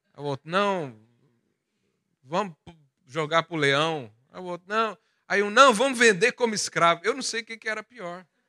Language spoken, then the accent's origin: Portuguese; Goiás, Brazil; moved away; Lá da onde eu vim, lá da minha terra de Goiás, interior do Brasil